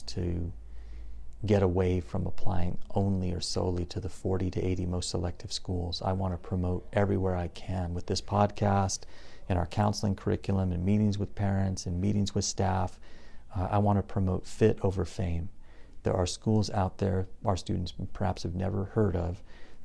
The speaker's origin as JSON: {"language": "English", "town": "Covina", "region": "California", "country": "United States", "tie": "born or raised there", "also_born_or_lived": "Germany", "said": "I was raised in the San Gabriel Valley in the city of Covina"}